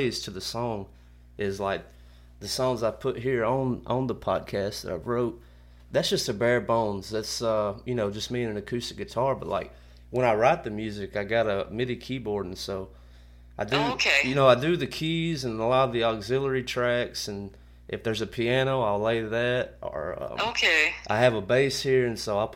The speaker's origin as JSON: {"language": "English", "town": "Kennedy", "region": "Alabama", "country": "United States", "tie": "born or raised there", "said": "since I've moved back to my hometown in Kennedy around the Tuscaloosa area"}